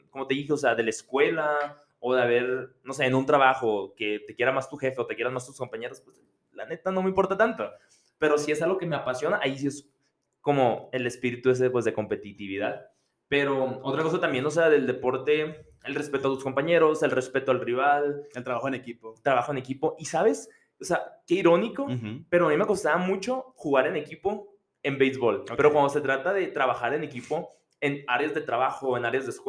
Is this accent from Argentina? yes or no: no; Mexico; now in United States; estamos en Estados Unidos como mexicanos